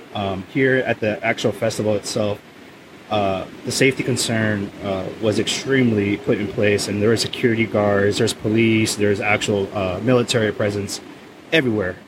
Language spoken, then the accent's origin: English; Oceanside, California, United States; my hometown, Oceanside, California